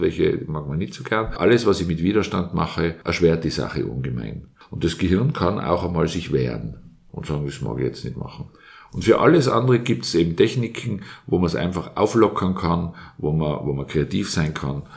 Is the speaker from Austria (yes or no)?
yes; Innsbruck, Tyrol, Austria; ich bin in Innsbruck aufgewachsen